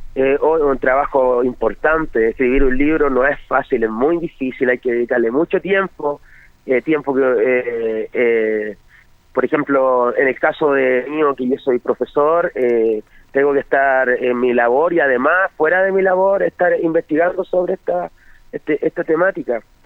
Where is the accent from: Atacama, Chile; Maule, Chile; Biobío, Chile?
Maule, Chile; Longaví; yo soy oriundo de Longaví, del sector de la tercera